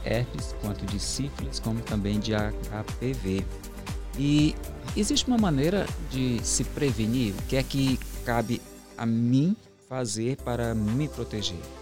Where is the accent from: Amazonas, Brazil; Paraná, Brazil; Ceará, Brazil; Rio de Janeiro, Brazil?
Ceará, Brazil; Juazeiro do Norte; eu sou do interior, lá de Juazeiro do Norte